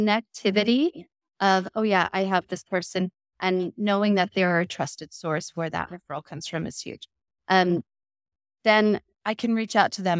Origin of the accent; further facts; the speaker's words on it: Westland, Oregon, United States; selling real estate in my hometown of Westland